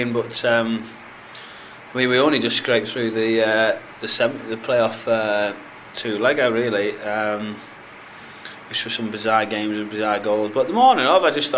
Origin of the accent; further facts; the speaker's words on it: Hartlepool, North East England, United Kingdom; I'm from Hartlepool